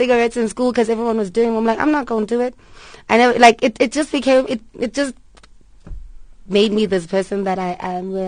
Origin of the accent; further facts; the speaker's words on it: Port Elizabeth, Eastern Cape, South Africa; moved away as an adult; also born or lived in Durban; I grew up in Port Elizabeth, and my mom put me on stage from when I was 6 months